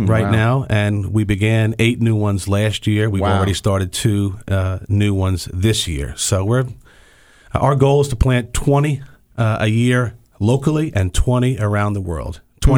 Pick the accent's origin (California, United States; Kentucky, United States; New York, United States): New York, United States; New York City; also born or lived in Long Island; I was born in New York City in Jackson Heights, Queens.